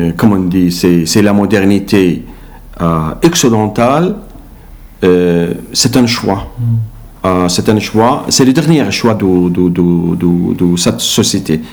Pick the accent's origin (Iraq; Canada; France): Iraq; French is a second language; moved away as an adult; now in Belgium; de mon pays, il m'a demandé à quitter l'Irak